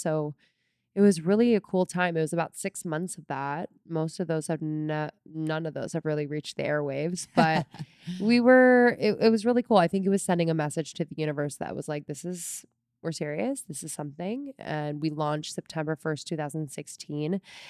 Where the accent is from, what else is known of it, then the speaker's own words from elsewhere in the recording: Newtown, Pennsylvania, United States; I grew up just north of Philadelphia in Bucks County, Pennsylvania, a little town called Newtown. And I was the oldest of four kids.